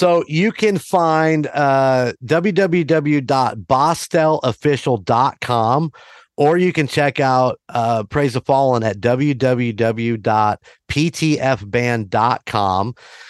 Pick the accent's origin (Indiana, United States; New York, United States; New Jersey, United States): Indiana, United States; Warsaw; I'm from the Warsaw area